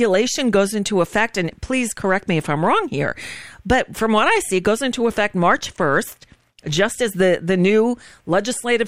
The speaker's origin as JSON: {"language": "English", "region": "Florida", "country": "United States", "tie": "born or raised there", "also_born_or_lived": "New York / Los Angeles / Boston", "said": "I grew up in Florida. I was born in New York. My family moved down here when I was 11. So I went to middle school and high school here, down here"}